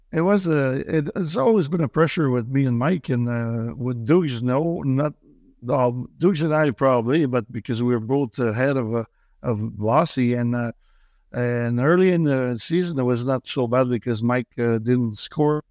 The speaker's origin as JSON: {"language": "English", "town": "Joliette", "region": "Quebec", "country": "Canada", "tie": "born or raised there", "also_born_or_lived": "Saint-Thomas, Quebec", "second_language": "English", "lives_now": "Montreal, Canada", "said": "I was born and raised in, uh, Joliet, uh, which is a small town, uh, northeast of Montreal"}